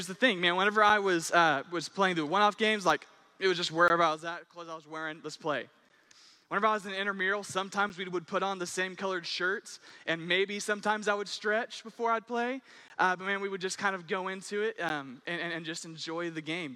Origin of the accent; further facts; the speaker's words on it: Owasso, Oklahoma, United States; I'm from Owosso